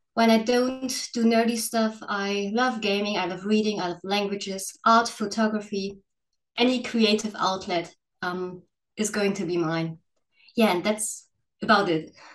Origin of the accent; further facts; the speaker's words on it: Northern Germany, Germany; I'm from Germany. Um, well, you all know the cliches about Germany, but I'm from the northern part of Germany